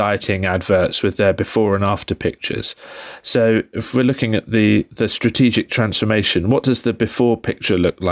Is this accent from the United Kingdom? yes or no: yes; United Kingdom; we're both British